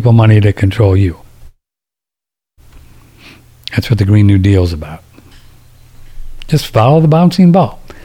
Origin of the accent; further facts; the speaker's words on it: Texas, United States; I'm a Texan.